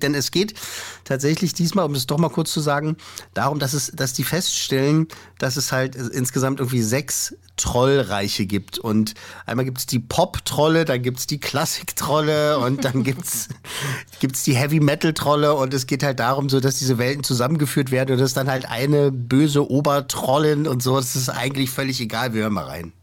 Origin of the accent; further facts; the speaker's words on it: Germany; bei uns in Deutschland